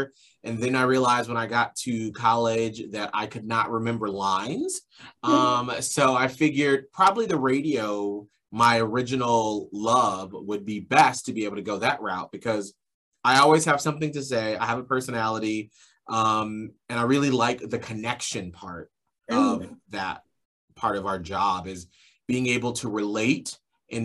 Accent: Atlanta, Georgia, United States; moved away; I grew up in Atlanta, Georgia

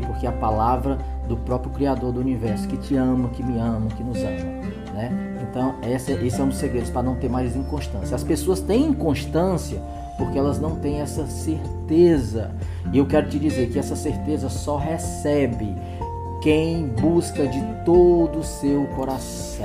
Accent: Ceará, Brazil; Aqui no Nordeste, nós somos aqui do Ceará

